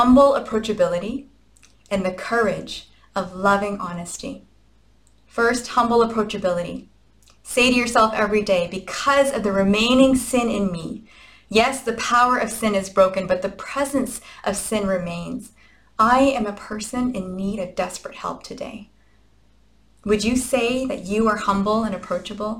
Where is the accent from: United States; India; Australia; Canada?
Canada; we are Canadian after all